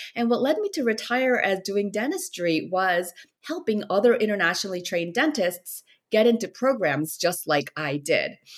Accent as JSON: {"language": "English", "country": "South Korea", "tie": "born or raised there", "also_born_or_lived": "Minnesota, United States", "moved": "as an adult", "lives_now": "United States", "said": "I was born in Korea. I was back and forth. Like when I was two years old, that's when my family moved to Minnesota. And I was there till I was 10. And then from 10 to 27, I was in Korea."}